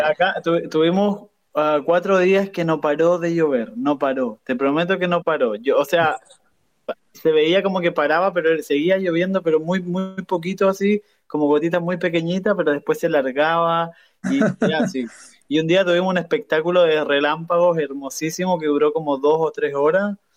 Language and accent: Spanish; Chile; now in Perth, Australia; en Chile tenemos este, este como este tipo de clima